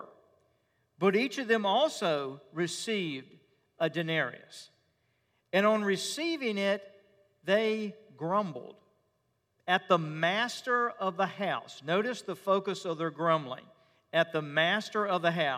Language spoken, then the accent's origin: English; Richmond, Virginia, United States; When I was growing up as a boy in my hometown of Richmond